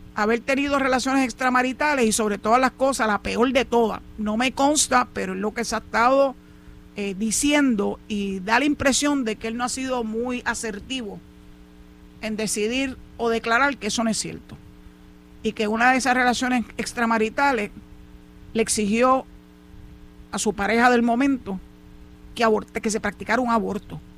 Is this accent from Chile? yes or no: no; Puerto Rico; como boricuas que somos